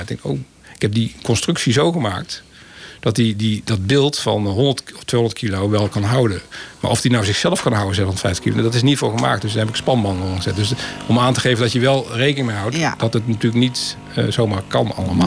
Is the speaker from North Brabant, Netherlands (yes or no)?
yes; North Brabant, Netherlands; Ik kom zelf uit Brabant